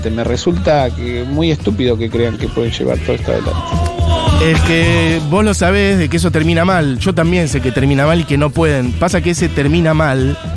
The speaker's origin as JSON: {"language": "Spanish", "country": "Argentina", "said": "Somos también lo, más maravilloso de este mundo. Somos Argentina."}